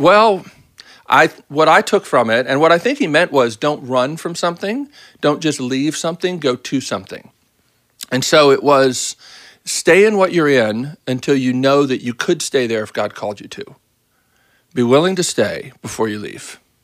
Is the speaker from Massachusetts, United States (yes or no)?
no; Baltimore, Maryland, United States; moved away as an adult; also born or lived in Boston; now in Nashville, United States; I grew up in Baltimore